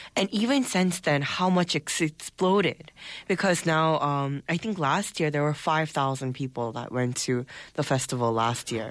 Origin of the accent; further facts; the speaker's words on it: United States; now in Seoul, South Korea; I was growing up in the States